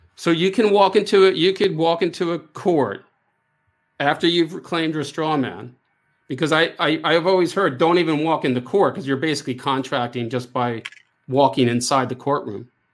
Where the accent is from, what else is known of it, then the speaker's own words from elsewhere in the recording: United States; I am American